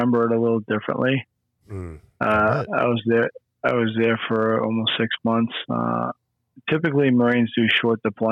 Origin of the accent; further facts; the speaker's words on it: New Hampshire, United States; also born or lived in Concord, New Hampshire / Derry, New Hampshire / Hudson, New Hampshire; I moved from Pinkerton.